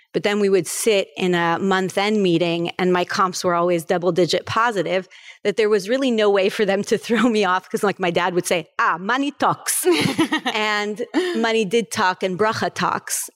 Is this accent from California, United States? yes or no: yes; Los Angeles, California, United States; moved away as an adult; also born or lived in Paris, France; now in Florida, United States; I was born in Paris, France, and raised in California, in Los Angeles.